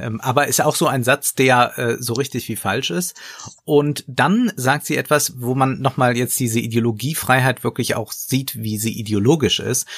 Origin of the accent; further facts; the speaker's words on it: Koblenz, Rhineland-Palatinate, Germany; Also daher komme ich, ich komme aus Koblenz